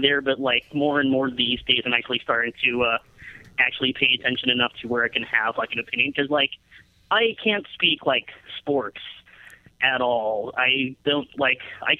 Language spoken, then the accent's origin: English; San Jose, California, United States; Excited that WrestleMania is going to be in San Jose, my hometown